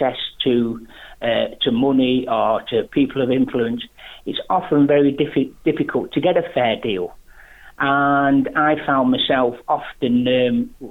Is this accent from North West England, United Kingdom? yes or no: yes; Macclesfield, North West England, United Kingdom; my hometown of Macclesfield